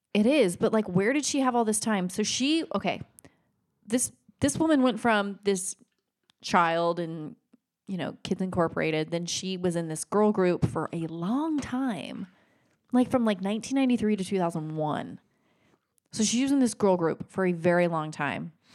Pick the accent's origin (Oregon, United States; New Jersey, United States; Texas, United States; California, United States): Oregon, United States; I grew up in Oregon.